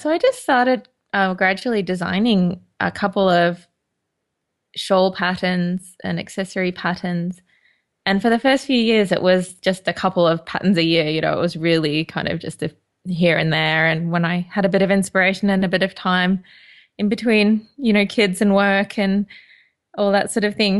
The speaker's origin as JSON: {"language": "English", "town": "Toowoomba", "region": "Queensland", "country": "Australia", "tie": "born or raised there", "moved": "yes", "lives_now": "London, United Kingdom", "said": "I was born and bred in Queensland in Australia"}